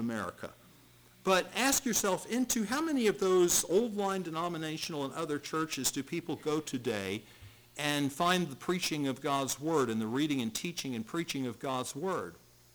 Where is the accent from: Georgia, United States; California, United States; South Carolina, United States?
South Carolina, United States; Charleston; where I grew up in Charleston, South Carolina